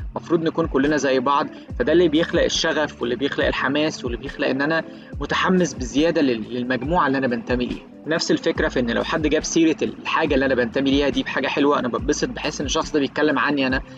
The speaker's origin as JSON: {"language": "Arabic", "country": "Egypt", "said": "أنا شخص مصري عايش في القاهرة"}